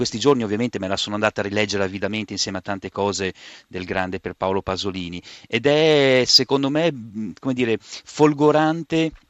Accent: Bologna, Emilia-Romagna, Italy

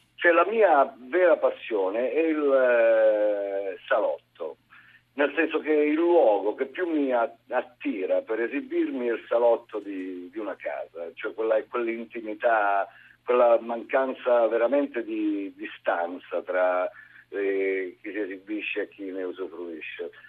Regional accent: Basilicata, Italy; un, un non nascosto amore per la mia zona

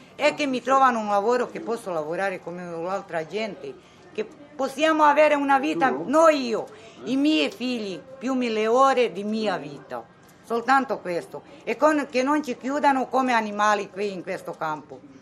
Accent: Rome, Lazio, Italy; also born or lived in Yugoslavia; io sono cresciuta qui in Italia

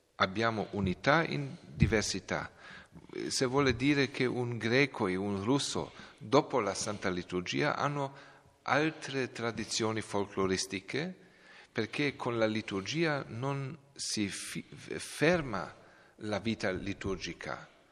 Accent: Belgrade, Serbia; Italian is a second language; moved away; io sono di Belgrado, della, della eh, grande città di, eh, di, della Serbia

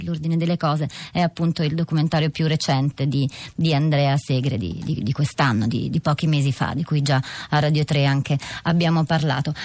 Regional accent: Ethiopia; now in Italy; io rispondo che sono etiope

